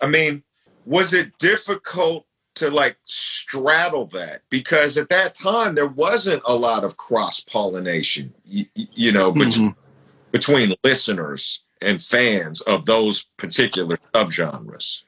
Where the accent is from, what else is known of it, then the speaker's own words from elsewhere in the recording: Bay Area, California, United States; I was from the Bay Area